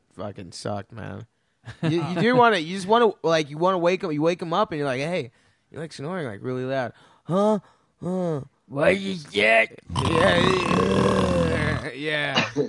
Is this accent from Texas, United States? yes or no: yes; Texas, United States; I'm from Texas.